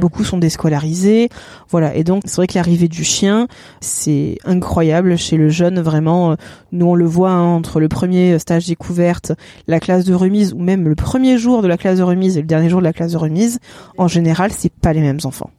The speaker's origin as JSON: {"language": "French", "region": "Normandy", "country": "France", "also_born_or_lived": "Cavaillon / Salon-de-Provence", "moved": "as an adult", "lives_now": "Provence, France", "said": "je ne suis pas du sud, je suis de Normandie"}